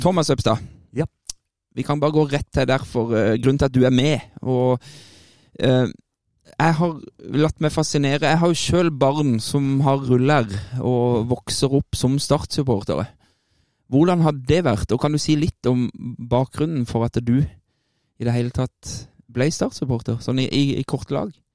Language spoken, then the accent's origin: Norwegian; Kristiansand, Agder, Norway; der jeg er født og oppvokst